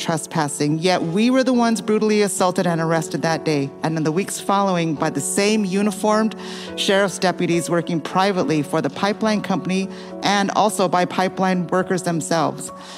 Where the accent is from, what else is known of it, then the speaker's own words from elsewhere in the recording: Rosebud, South Dakota, United States; now in Louisiana, United States; I'm Sichango Lakota from Rosebud, South Dakota, and a resident of the state of Louisiana